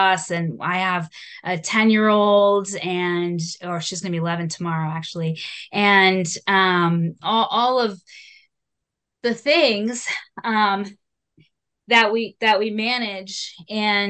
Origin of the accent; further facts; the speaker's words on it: South Shore, Massachusetts, United States; So we grew up on the South Shore